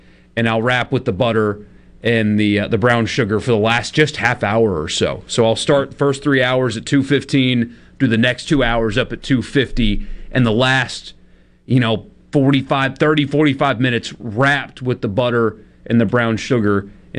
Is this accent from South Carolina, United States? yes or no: yes; South Carolina, United States; I'll bind them in mustard because I'm from South Carolina and that's what I do.